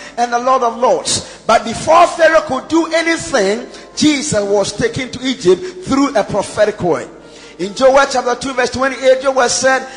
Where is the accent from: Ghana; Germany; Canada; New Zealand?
Ghana; we're Ghanaian